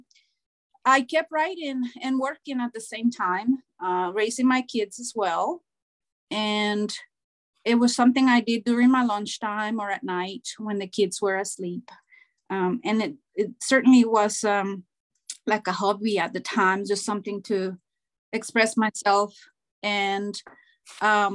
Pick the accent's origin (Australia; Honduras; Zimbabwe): Honduras; first language Spanish; English is a second language; moved away as an adult; Growing up in Honduras